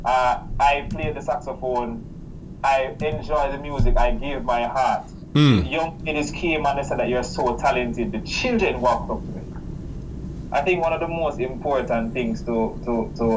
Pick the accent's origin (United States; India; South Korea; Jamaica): Jamaica; I'm from Jamaica